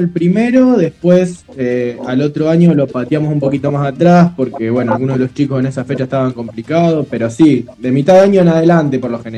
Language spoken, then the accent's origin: Spanish; Los Quirquinchos, Santa Fe, Argentina; now in Rosario, Argentina; soy, rosarino por adopción. Yo en realidad soy de los Quirquinchos. Me vine a estudiar en el 2009.